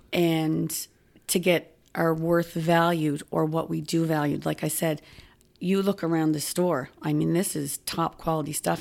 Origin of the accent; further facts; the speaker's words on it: Halifax, Nova Scotia, Canada; moved away as an adult; now in Cape Breton, Canada; I grew up in Spryfield